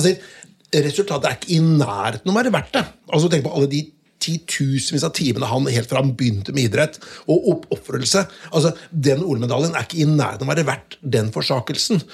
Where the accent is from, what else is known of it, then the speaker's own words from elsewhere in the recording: Notodden, Telemark, Norway; fra Notodden